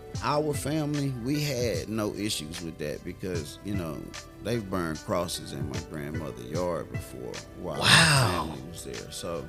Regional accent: Houston, Texas, United States; also born or lived in Lake Charles, Louisiana; I was born and raised in Houston, Texas. We stayed here maybe about a year, and then we were off to Louisiana, to Lake Charles.

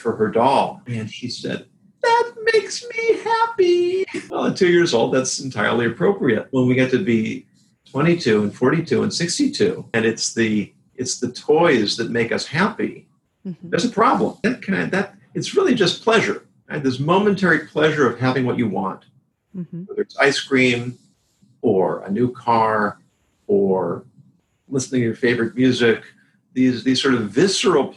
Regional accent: California, United States; Growing up in California and going to college there in the 70s and 80s

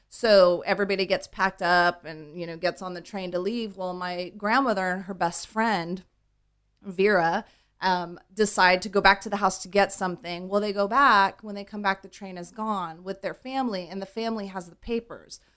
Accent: Huntington Beach, California, United States; also born or lived in East Los Angeles; I really did grow up, you know, in Huntington

